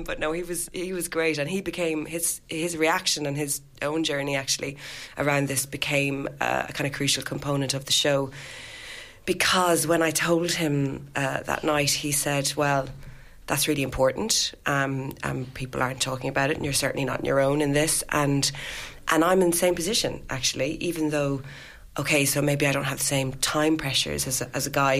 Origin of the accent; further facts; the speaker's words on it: Ireland; when she got pregnant with me in 1979, contraception was still illegal in Ireland